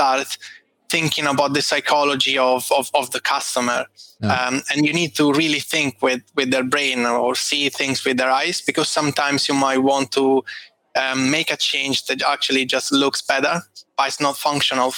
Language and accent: English; Italy; moved away as an adult; also born or lived in Rome / Dublin; now in London, United Kingdom; I'm Italian